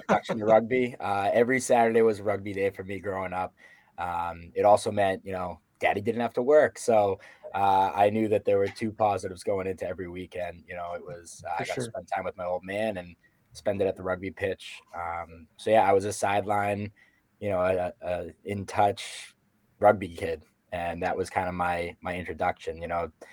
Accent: Boston, Massachusetts, United States; also born or lived in South Carolina; I was born and raised in Boston, Mass.

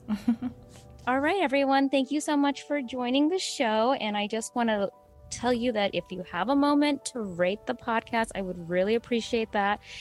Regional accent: New York, United States; first generation Indian American, um, born and raised in the New York region

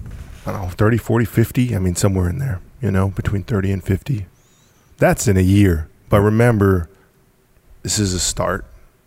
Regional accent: Gloucester, Massachusetts, United States; born there; Hey man, I was born in Gloucester.

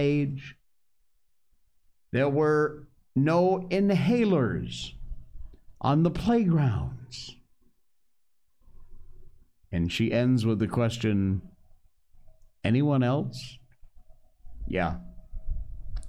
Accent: West Cornwall, Connecticut, United States; growing up in West Cornwall, Connecticut

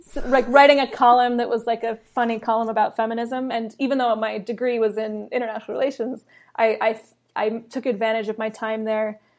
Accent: California, United States; also born or lived in London; I was born in London, grew up in California

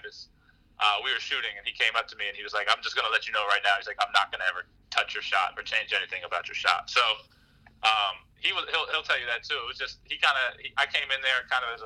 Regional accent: Harrisburg, Pennsylvania, United States; also born or lived in Philadelphia; born and raised in Harrisburg, Pennsylvania

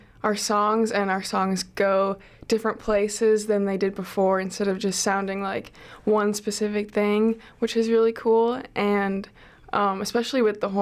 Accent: Minneapolis, Minnesota, United States; now in Chicago, United States; I'm from Minneapolis

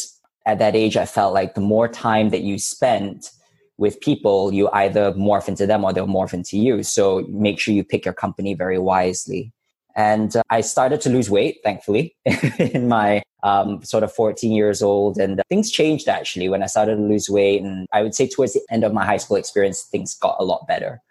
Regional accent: Subang Jaya, Selangor, Malaysia; moved away; also born or lived in Hong Kong / Oxford / Cambridge; When I was growing up in Subang, it was an interesting experience because I actually had just come back from Hong Kong. I spent between the age of 2 and 6 in Hong Kong

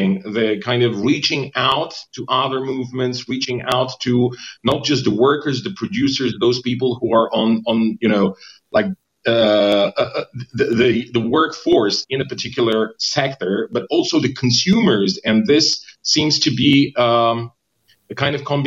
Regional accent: Poland; also born or lived in Bulgaria; I'm from Poland. And Poland and Bulgaria at the same time, and bicultural.

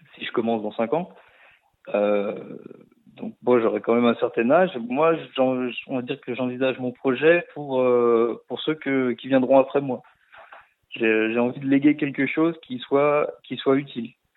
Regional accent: Saône-et-Loire, Bourgogne-Franche-Comté, France; also born or lived in Lyon / Canada; je viens quand même de la Saône-et-Loire

